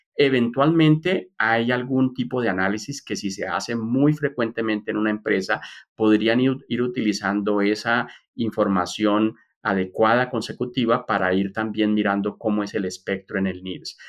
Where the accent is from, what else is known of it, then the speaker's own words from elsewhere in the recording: Colombia; moved away as an adult; also born or lived in Brazil / United States / Texas; yo soy colombiano